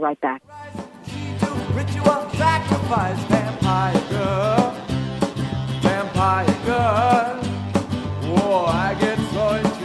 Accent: New York City, New York, United States; moved away; also born or lived in New Jersey; growing up in the Bronx and New Jersey

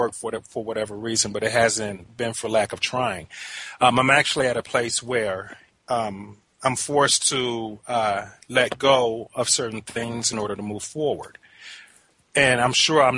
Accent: Detroit, Michigan, United States; I was raised in Westside Unity Church in Detroit

